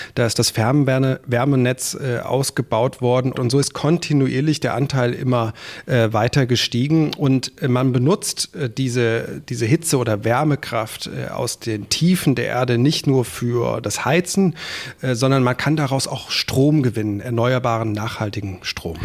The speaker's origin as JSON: {"language": "German", "country": "Germany", "said": "bei uns in Deutschland"}